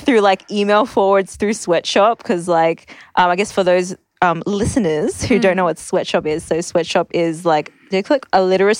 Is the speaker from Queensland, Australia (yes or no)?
yes; Brisbane, Queensland, Australia; also born or lived in Forest Lake; now in Sydney, Australia; So I grew up in Brisbane, from the south side, represent south side.